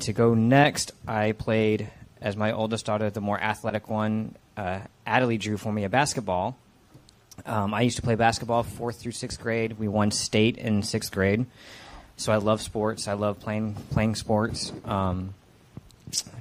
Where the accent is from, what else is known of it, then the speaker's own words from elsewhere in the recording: Fort Worth, Texas, United States; the Edna Gladney Center, which is where I was born in Fort Worth